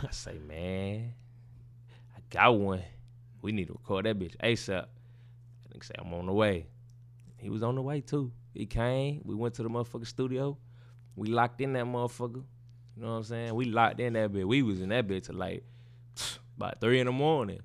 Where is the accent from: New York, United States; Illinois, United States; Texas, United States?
Texas, United States; Baytown; I'm from Baytown, Texas.